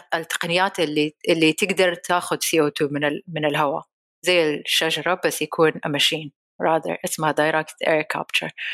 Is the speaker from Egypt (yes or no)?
no; Saudi Arabia; هنا عندنا في السعودية